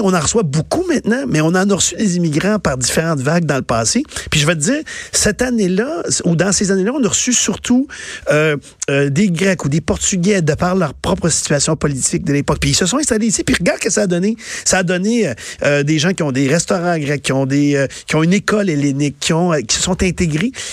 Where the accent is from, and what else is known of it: Quebec, Canada; born or raised there